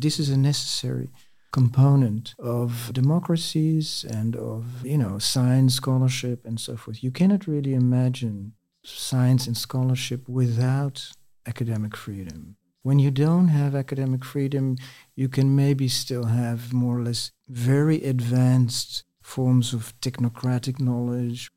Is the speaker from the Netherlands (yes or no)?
yes; Netherlands; moved away as an adult; also born or lived in France; I'm a Dutch native sociologist